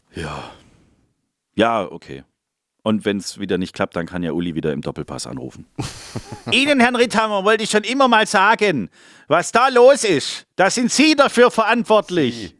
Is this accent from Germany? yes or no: yes; Swabia, Germany; Ich bin Schwabe